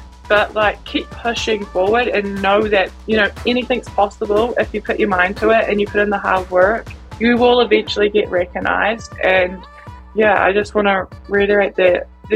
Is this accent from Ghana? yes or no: no; Dunedin, Otago, New Zealand; also born or lived in Auckland; I'm from Dunedin, New Zealand. It's in the South Island, and I'm 25. I was actually born in Auckland, but I've lived in Dunedin my whole life.